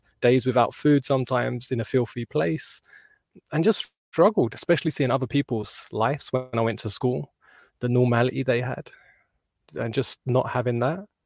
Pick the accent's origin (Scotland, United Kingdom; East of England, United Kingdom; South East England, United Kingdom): South East England, United Kingdom; moved away as an adult; also born or lived in Portugal; now in Spain; I'm from the UK, just born south of London, and I'm currently in Spain.